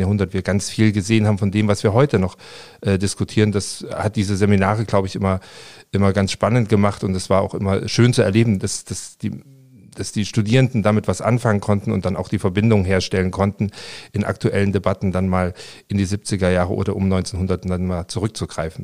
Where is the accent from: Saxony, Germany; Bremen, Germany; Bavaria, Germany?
Saxony, Germany; Leipzig; moved away; ich bin äh, in Leipzig aufgewachsen